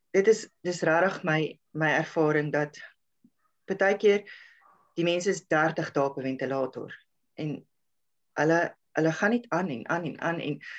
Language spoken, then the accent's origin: Afrikaans; South Africa; ek het in Helstrom groot geword